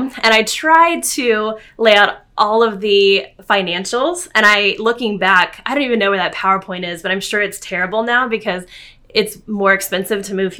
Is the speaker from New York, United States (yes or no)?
no; San Antonio, Texas, United States; moved away as an adult; I grew up in San Antonio. We lived in San Antonio. My parents were there, my sister and her family. My husband's family was just down the road, up the road, 3 hours in Houston.